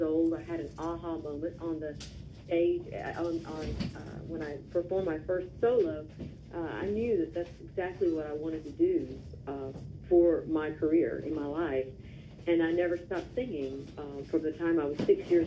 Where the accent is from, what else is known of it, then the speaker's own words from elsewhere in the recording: Louisville, Mississippi, United States; moved away as an adult; now in Nashville, United States; I'm from a town called Louisville, Mississippi